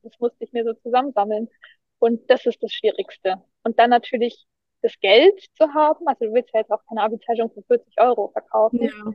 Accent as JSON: {"language": "German", "town": "Erlangen", "region": "Bavaria", "country": "Germany", "said": "bei uns in Erlangen"}